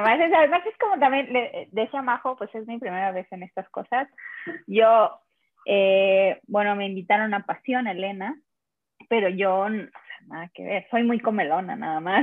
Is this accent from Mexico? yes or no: yes; El Espinal, Oaxaca, Mexico; now in Mexico City, Mexico; Estoy en Ciudad de México y soy de Oaxaca, del Istmo de Tehuantepec